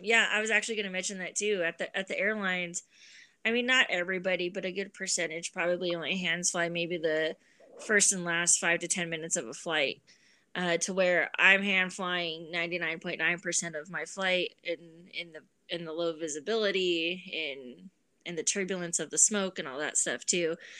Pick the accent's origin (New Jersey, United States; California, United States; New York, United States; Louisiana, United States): California, United States; San Bernardino; Growing up in Southern California, living five minutes away from San Bernardino